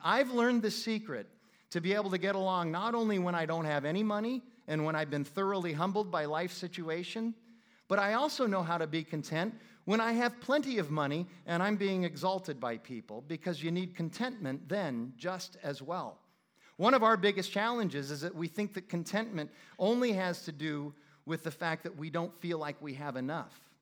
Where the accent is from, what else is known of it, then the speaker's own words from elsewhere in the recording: Phoenix, Arizona, United States; I'm from Phoenix